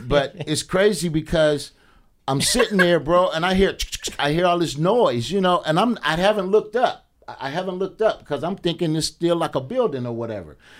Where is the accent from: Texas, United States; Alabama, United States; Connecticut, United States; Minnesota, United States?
Alabama, United States; moved away; I'm from Alabama.